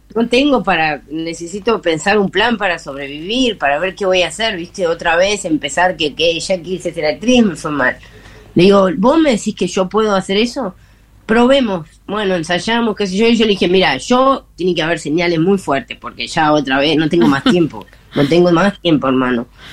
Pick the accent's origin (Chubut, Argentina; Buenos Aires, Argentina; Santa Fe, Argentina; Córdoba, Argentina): Buenos Aires, Argentina; moved away as an adult; now in Salta, Argentina; yo soy porteña